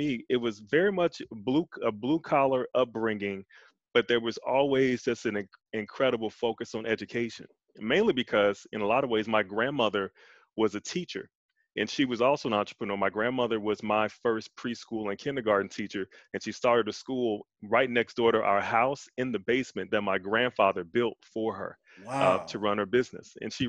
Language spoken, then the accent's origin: English; Chicago, Illinois, United States; So I grew up on the South Side in Inglewood, right around 67th and Troop, born and raised. South Side raised me.